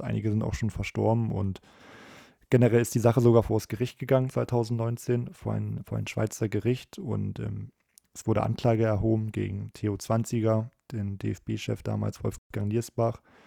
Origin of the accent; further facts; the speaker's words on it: Germany; als Deutscher